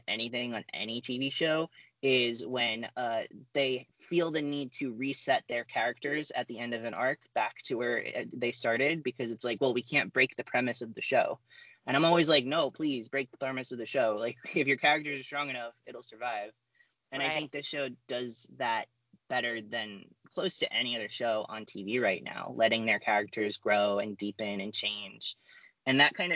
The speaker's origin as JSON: {"language": "English", "region": "New Jersey", "country": "United States", "said": "I'm a white boy from Jersey"}